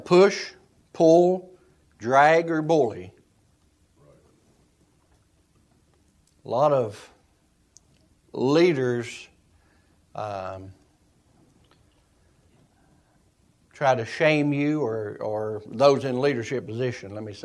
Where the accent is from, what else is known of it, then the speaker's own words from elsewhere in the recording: Eastern Kentucky, United States; I'm a hillbilly from Eastern Kentucky